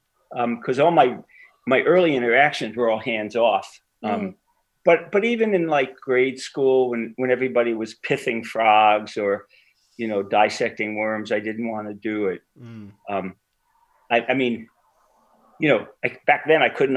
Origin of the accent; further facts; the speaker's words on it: New York City, New York, United States; I was born in Brooklyn, New York